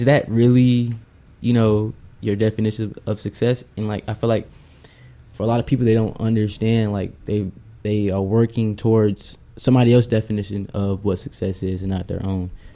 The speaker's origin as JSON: {"language": "English", "country": "United States", "tie": "born or raised there", "said": "as American kids, we would go home after school"}